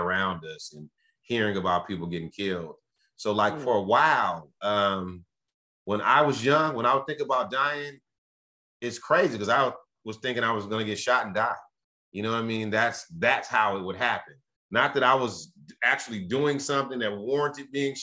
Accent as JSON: {"language": "English", "town": "Los Angeles", "region": "California", "country": "United States", "tie": "born or raised there", "said": "growing up in South Central"}